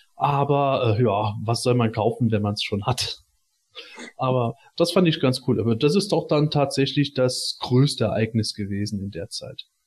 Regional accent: Germany; moved away; in meiner Heimat in der Eifel

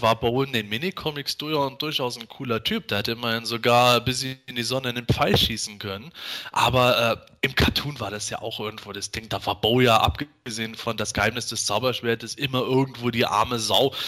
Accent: Bitburg, Rhineland-Palatinate, Germany; bei uns in Bitburg

